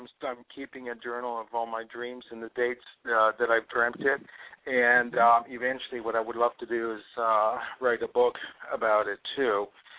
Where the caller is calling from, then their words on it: Los Angeles, California, United States; I'm calling from California, Los Angeles.